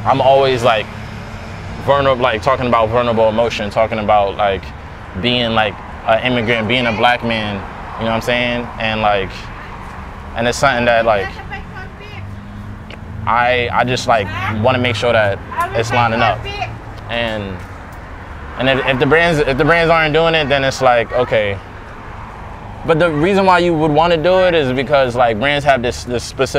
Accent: New York City, New York, United States; I'm from Queens

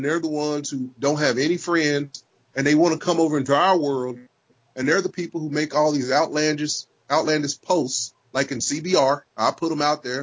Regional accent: Arkansas, United States; I'm from Arkansas, and people tell me they can't tell what race I am when they talk to me on the phone

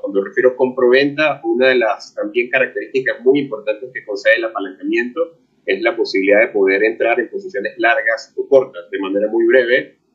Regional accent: Venezuela; mi país natal, en Venezuela

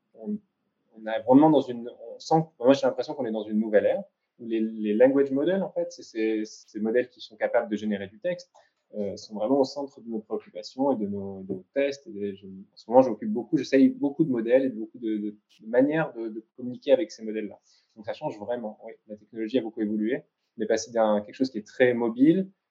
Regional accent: France; moved away as an adult; now in Israel; en tant que Français ici

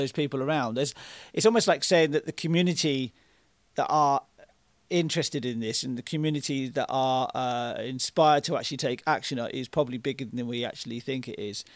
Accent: United Kingdom; I'm British

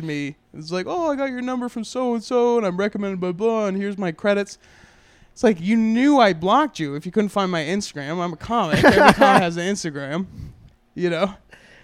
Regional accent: San Antonio, Texas, United States; now in Austin, United States; I was born in San Antonio, and so most of my family's about an hour and a half south

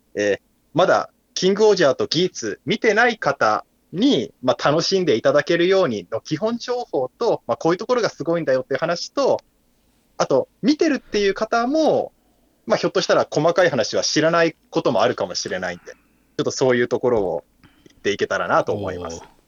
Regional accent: Kumamoto, Japan; 僕も熊本出身ですから

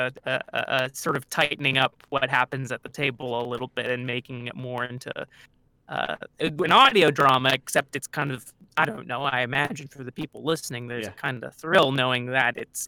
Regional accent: California, United States; moved away as an adult; also born or lived in Chicago; I am from California originally

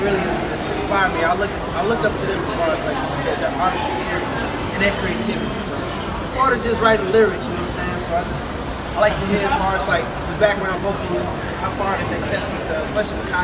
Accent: Chicago, Illinois, United States; I'm from Chicago, South Side originally

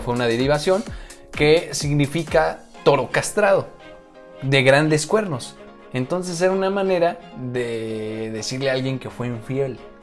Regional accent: central Mexico, Mexico; accent: altiplano; le llaman altiplano, donde estamos prácticamente en el centro. Nosotros nos caracterizamos por hablar a cachole

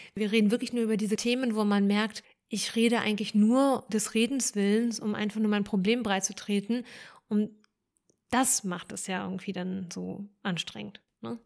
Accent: Germany; born or raised there; also born or lived in Ukraine

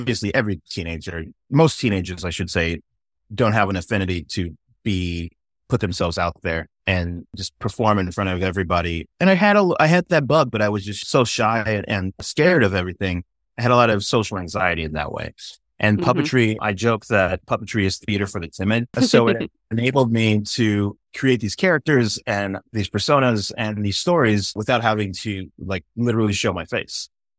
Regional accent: Inglewood, California, United States; accent: white boy accent; despite my white boy accent, I am black. And yeah, I grew up in all over the place, but my formative years were in Southern California and in Inglewood and Redondo area.

